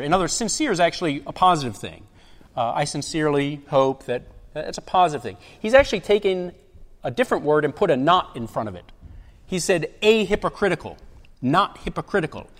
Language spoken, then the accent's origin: English; Baltimore, Maryland, United States; now in Fountain Inn, United States; I'm from Baltimore, Baltimore, Maryland